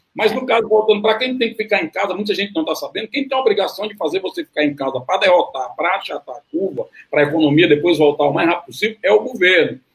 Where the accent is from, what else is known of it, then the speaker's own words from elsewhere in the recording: Fortaleza, Ceará, Brazil; eu sou de Fortaleza